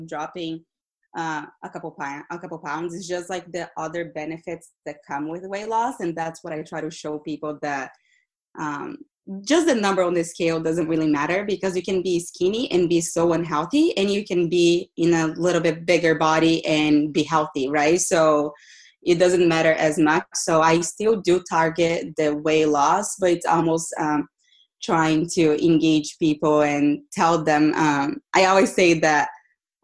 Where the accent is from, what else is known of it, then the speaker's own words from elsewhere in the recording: Brazil; also born or lived in Boston, United States; now in California, United States; I am originally from Brazil. I lived in Boston for about 10 years.